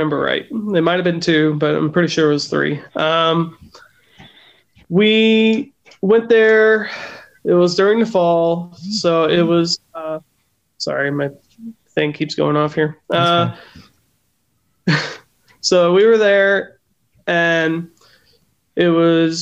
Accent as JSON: {"language": "English", "town": "Punta Gorda", "region": "Florida", "country": "United States", "tie": "born or raised there", "moved": "as an adult", "lives_now": "North Idaho, United States", "said": "born and raised in Florida. I'm from Punta Gorda."}